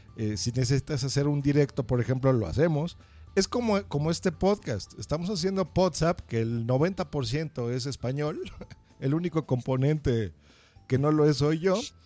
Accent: Mexico; yo soy mexicano

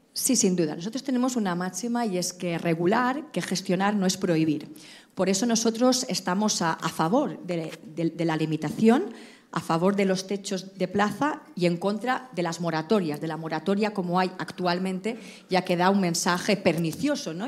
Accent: Balearic Islands, Spain

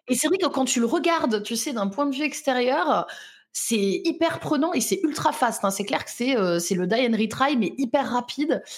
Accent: Lyon, Auvergne-Rhône-Alpes, France; je suis lyonnaise

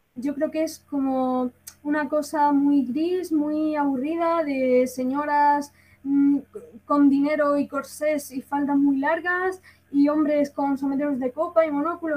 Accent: Granada, Andalusia, Spain; soy de Granada, me siento muy orgullosa

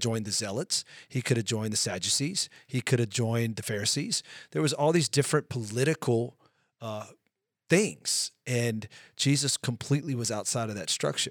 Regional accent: United States; we're both American citizens

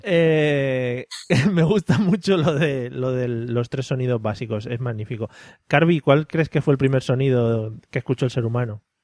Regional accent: Madrid, Community of Madrid, Spain; soy de Madrid

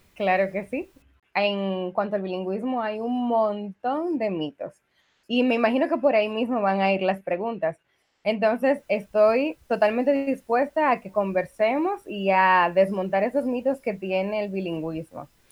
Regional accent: Dominican Republic; soy dominicana. Eh, estudié aquí en República Dominicana

